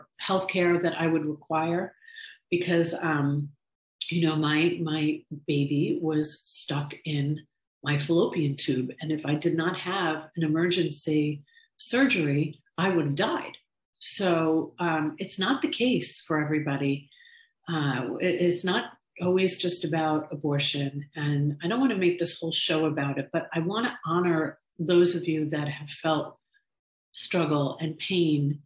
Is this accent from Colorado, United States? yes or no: no; New York, United States; now in Florida, United States; I was raised in New York with immigrant Irish parents